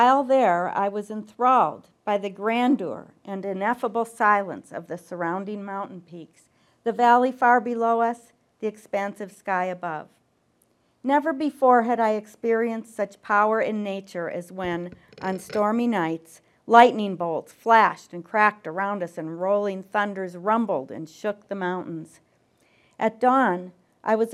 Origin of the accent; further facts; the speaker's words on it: near Chicago, Illinois, United States; growing up near Chicago